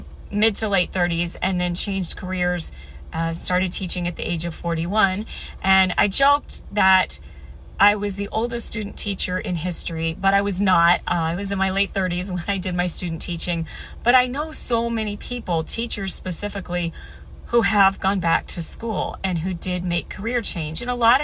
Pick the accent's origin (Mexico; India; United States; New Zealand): United States; Midwest; I grew up in the Midwest